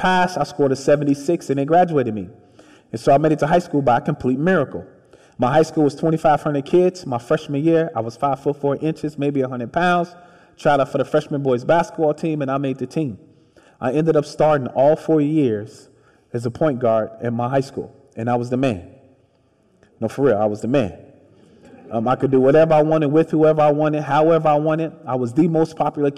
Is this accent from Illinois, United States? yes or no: yes; Chicago, Illinois, United States; born or raised there